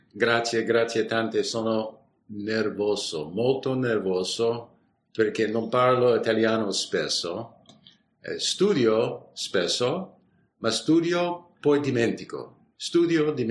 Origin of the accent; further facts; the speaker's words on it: San Francisco, California, United States; Italian is a second language; sono di San Francisco uh, e abitiamo uh, nel piccola uh, città nord di, di San Francisco, uh, fra San Francisco e la valle